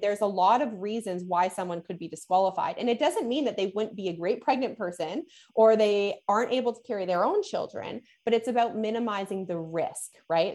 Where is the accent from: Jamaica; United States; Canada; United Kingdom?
Canada; I'm Canadian